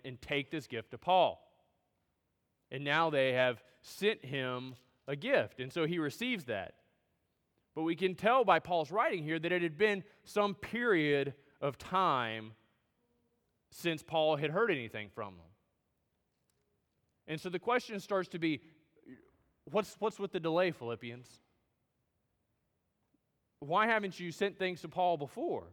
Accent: United States

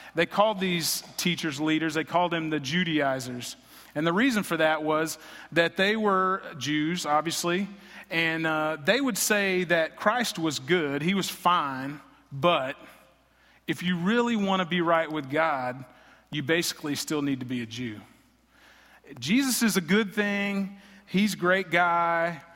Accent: Greenville, Texas, United States; also born or lived in Lubbock, Texas / Fort Worth, Texas; I grew up in Greenville, Texas. I was born here, raised here, graduated high school here

